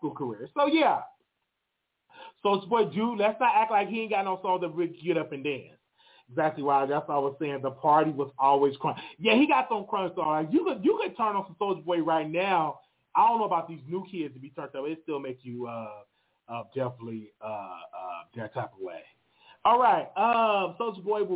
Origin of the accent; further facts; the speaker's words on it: Chicago, Illinois, United States; I'm from Chicago in Inglewood.